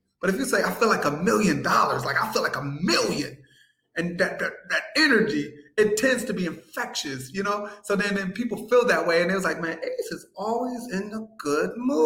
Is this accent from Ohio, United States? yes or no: yes; Akron, Ohio, United States; also born or lived in Cleveland; We're transplants. We moved up here from Cleveland a long time ago. So our family essentially is in Cleveland. So we started the Akron wing of our crew